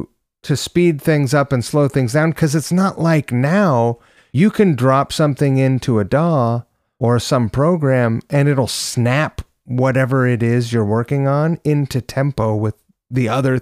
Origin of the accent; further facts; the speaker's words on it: New York, United States; born there; I was born on the Upper West Side.